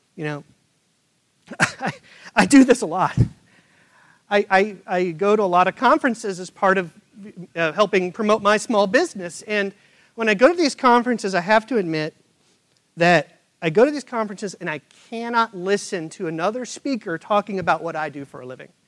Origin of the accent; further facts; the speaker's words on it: Midwest, United States; now in Charlotte, United States; Where I grew up in the Midwest